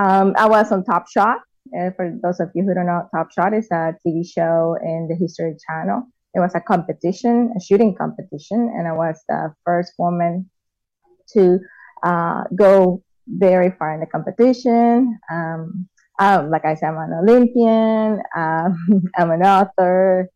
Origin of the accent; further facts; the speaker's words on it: Venezuela; moved away as an adult; now in United States; Yeah, I grew up, I was born and raised in Venezuela. I actually came to the United States when I was 21 years old.